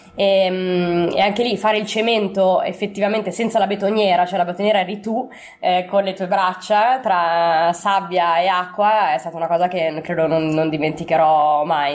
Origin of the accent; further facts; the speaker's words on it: Milan, Lombardy, Italy; sono di Milano e ho 32 anni